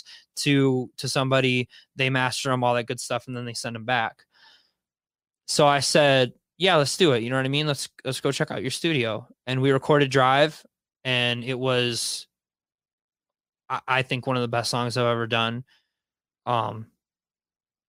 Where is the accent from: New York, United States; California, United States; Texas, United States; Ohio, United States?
Ohio, United States; Wauseon; moved away; I grew up in Wauseon, Ohio